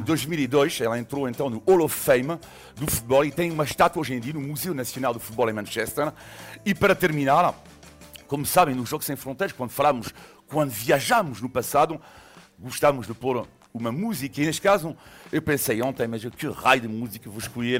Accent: western France, France; Portuguese is a second language; moved away; eu nasci numa cidade em França, uh, no oeste de França

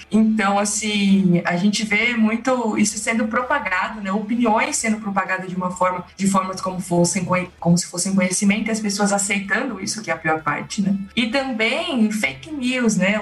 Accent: Monte Alto, São Paulo, Brazil; Eu nasci em Monte Alto, no interior de São Paulo, uma cidade ali do lado de Jaboticabal

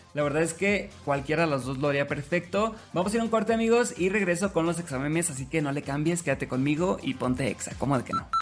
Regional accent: Los Mochis, Sinaloa, Mexico; soy de los Mochis Sinaloa

